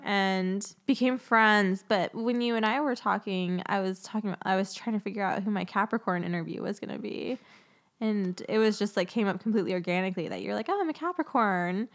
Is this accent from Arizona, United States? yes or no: yes; Phoenix, Arizona, United States; I grew up in Phoenix